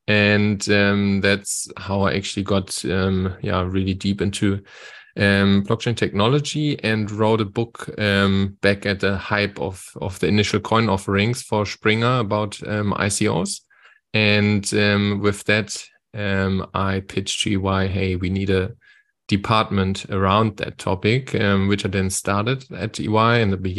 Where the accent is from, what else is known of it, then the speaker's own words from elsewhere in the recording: Wiesbaden, Hesse, Germany; English is a second language; now in South Africa; And I'm originally from Wiesbaden next to Frankfurt in Germany, but by now actually living in South Africa. So since 2 years, I live in South Africa